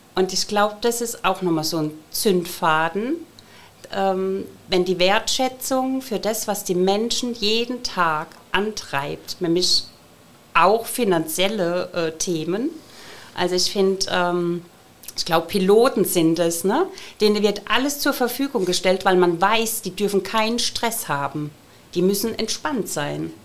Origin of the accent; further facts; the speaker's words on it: Ludwigshafen, Rhineland-Palatinate, Germany; ich bin hier geboren in Ludwigshafen